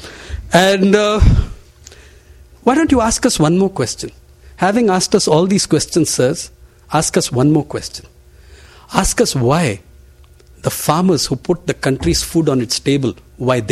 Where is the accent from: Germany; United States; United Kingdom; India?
India; Andhra Pradesh; Andhra Pradesh, my home state